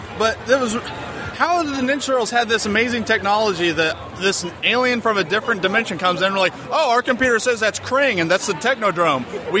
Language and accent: English; Indianapolis, Indiana, United States; from Indianapolis.